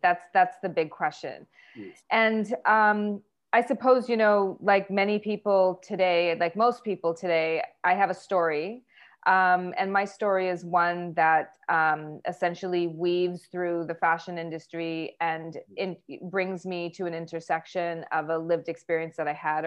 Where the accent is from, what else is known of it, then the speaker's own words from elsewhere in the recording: Vancouver, British Columbia, Canada; moved away as an adult; also born or lived in New York, United States; now in Vancouver, Canada; I was born and raised in Vancouver, Canada